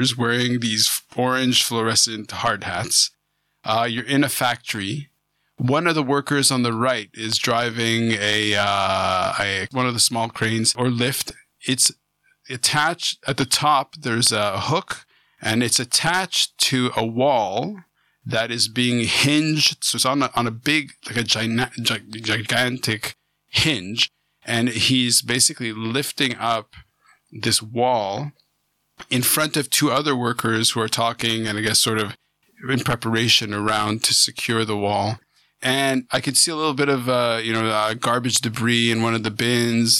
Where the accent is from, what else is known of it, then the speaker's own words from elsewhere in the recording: Canada; also born or lived in Vancouver; I'm a Canadian